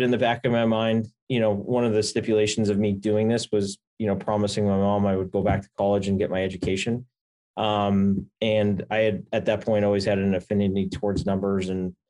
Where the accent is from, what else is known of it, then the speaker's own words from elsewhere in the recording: New York, United States; accent: mix of Long Island, Boston and Canadian; I grew up on Long Island. My accent is a healthy mix between Long Island, Boston, and Canadian, with virtually no Long Island in there, which is great.